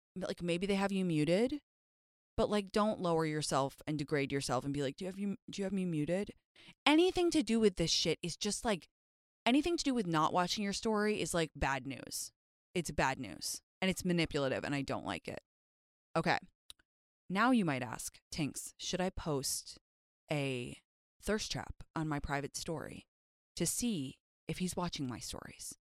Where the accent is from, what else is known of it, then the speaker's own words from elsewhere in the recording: London, United Kingdom; now in Los Angeles, United States; me and my best friend Jyoti, when we were younger and we were growing up in London